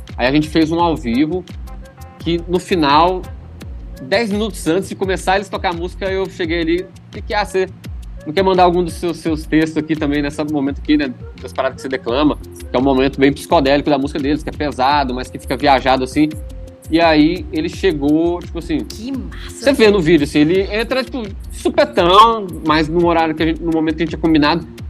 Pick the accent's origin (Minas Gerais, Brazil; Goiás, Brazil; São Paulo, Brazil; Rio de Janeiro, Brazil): Goiás, Brazil; Goiânia; now in Recife, Brazil; Eu que vim, venho de Goiás, né? Uma cidade, Goiânia, que é a capital